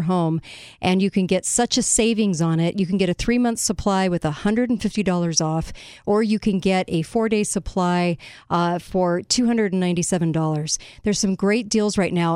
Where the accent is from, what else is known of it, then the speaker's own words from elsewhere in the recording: California, United States; I look back on high school growing up in California, and I got no education